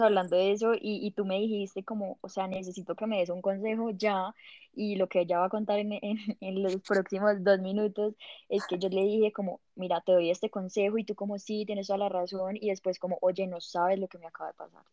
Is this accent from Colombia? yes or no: yes; Pereira, Risaralda, Colombia; moved away as an adult; now in Bogotá, Colombia; yo, soy de Pereira y hace seis años me vine a vivir a Bogotá